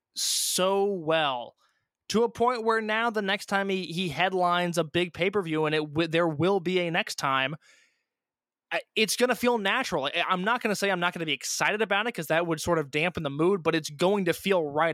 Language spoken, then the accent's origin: English; Indiana, United States; I'm from Indiana.